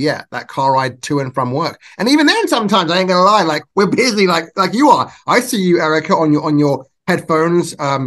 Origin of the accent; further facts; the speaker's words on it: England, United Kingdom; now in Nevada, United States; I was born and raised in England.